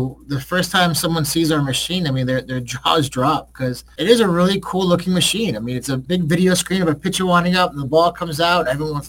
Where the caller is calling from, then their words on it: Milford, Connecticut, United States; Yeah, I'm calling from Milford, Connecticut, which is right outside New Haven, where Yale University is.